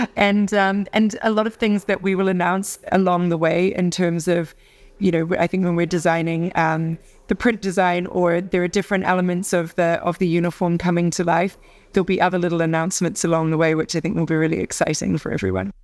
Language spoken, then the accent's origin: English; Auckland, New Zealand; I'm from Auckland